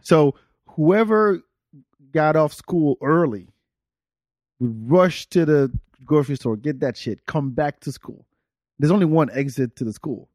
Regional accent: France; moved away; I grew up in France.

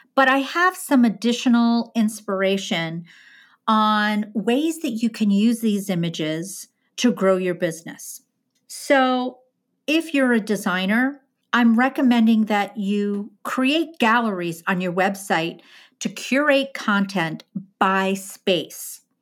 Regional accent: Midwest, United States; now in Northeast, United States; I'm from the Midwest

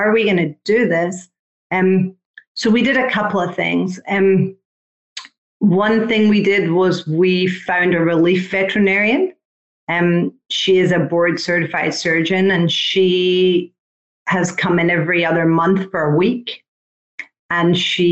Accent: United Kingdom; also born or lived in Ocala, Florida; now in Palm City, United States; I'm British

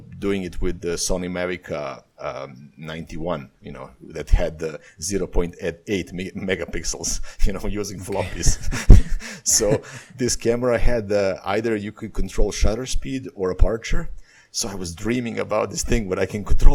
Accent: Serbia; moved away as an adult; also born or lived in Bali, Indonesia; my life fell apart in Serbia

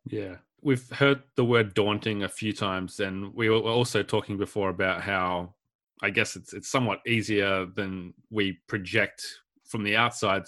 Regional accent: Warrnambool, Victoria, Australia; I grew up in Warrnambool

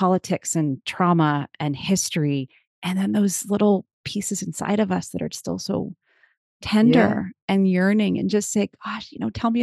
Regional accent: Cape Cod, Massachusetts, United States; moved away as an adult; now in Ireland; I'm from Cape Cod, Massachusetts

